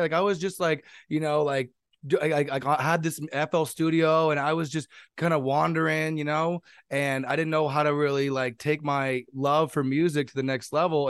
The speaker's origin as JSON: {"language": "English", "town": "San Jose", "region": "California", "country": "United States", "said": "I'm from San Jose, California, twenty-eight years old"}